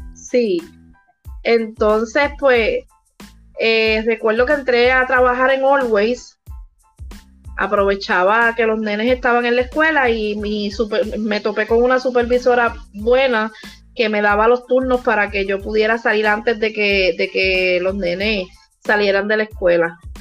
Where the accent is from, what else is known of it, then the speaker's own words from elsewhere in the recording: Puerto Rico; also born or lived in Vega Baja, Puerto Rico; soy de Puerto Rico. Vivimos por aquí, por el área de Vega Baja.